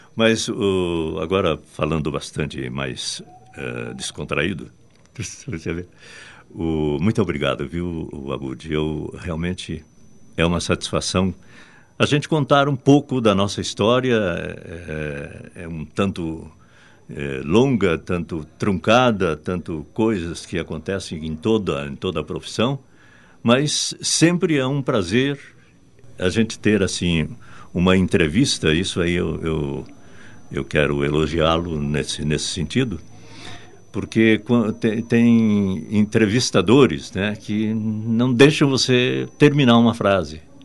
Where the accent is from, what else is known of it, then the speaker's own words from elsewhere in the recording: Brazil; accent: Brazilian; A gente fica com o sotaque de, de, de, de brasileiro